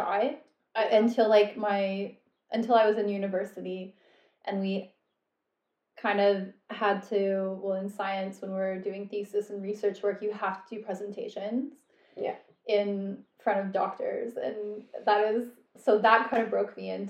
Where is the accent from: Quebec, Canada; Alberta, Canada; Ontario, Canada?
Alberta, Canada; also born or lived in Edmonton / Calgary; I did my teacher training and went back to Canada